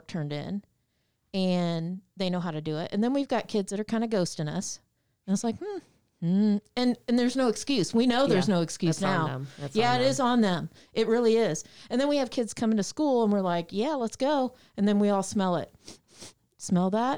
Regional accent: Muncie, Indiana, United States; Ball State University, which is in my hometown, Muncie, Indiana

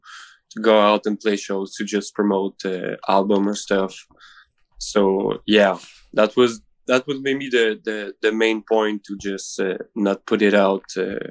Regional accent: Rimouski, Quebec, Canada; We're from Rimouski.

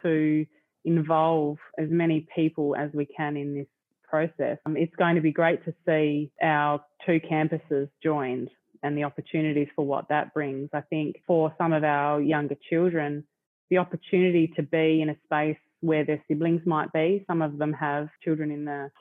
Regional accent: Smithton, Tasmania, Australia; also born or lived in Launceston; I was raised in Smithton.

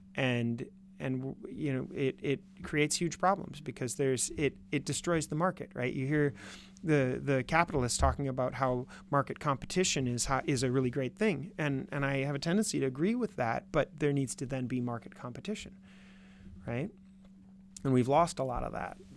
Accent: Minnesota, United States; now in Wisconsin, United States; I'm from Minnesota

